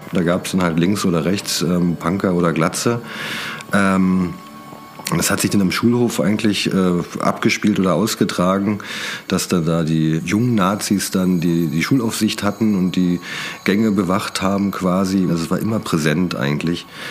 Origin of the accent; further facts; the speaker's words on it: Brandenburg, Germany; moved away as an adult; also born or lived in Berlin; Ich bin aus Brandenburg, ähm, bin da auch groß geworden, später nach Berlin gezogen